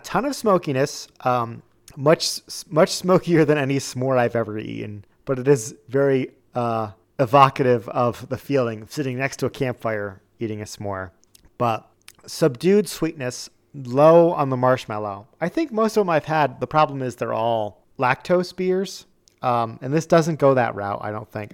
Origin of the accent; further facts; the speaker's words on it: New England, United States; moved away; growing up in New England